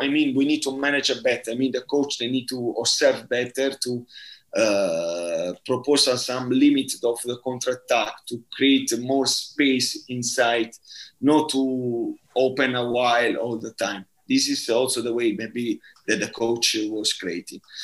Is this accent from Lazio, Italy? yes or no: no; Bari, Apulia, Italy; English is a second language; moved away; I'm from Bari